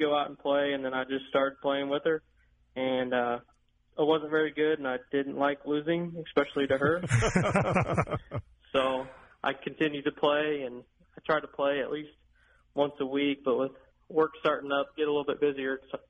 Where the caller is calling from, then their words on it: Nashville, Illinois, United States; I live in Nashville, Illinois.